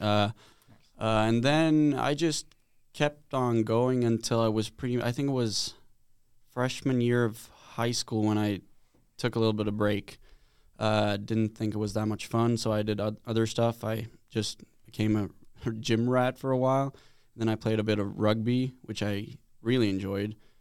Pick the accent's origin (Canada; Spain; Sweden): Sweden; moved away as an adult; now in United States; back home in Sweden, I'm from Sweden